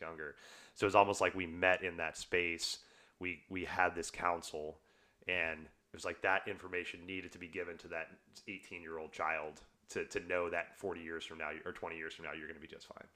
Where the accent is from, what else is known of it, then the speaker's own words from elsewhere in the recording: the South, United States; I grew up in the South